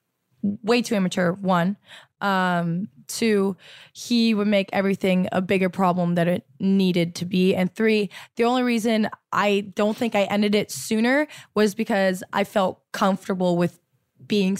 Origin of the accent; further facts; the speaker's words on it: Milton, Ontario, Canada; also born or lived in Toronto; I was commuting from Milton, my hometown, to Toronto, where my school was